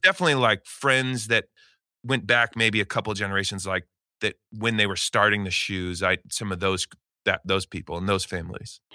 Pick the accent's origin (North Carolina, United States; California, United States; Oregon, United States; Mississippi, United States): Oregon, United States; Eugene; moved away as an adult; I grew up in Eugene, Oregon